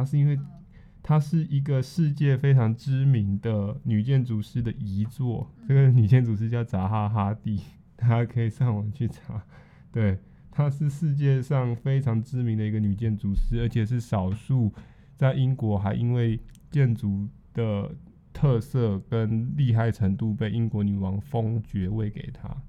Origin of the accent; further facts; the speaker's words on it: Taiwan; 我们台湾这边在这个历史古城淡水